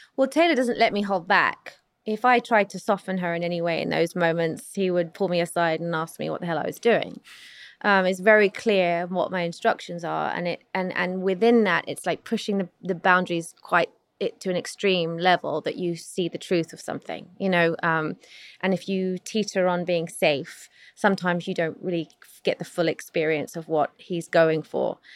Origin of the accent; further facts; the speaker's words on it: London, United Kingdom; I'm not American, so I grew up in South London, England.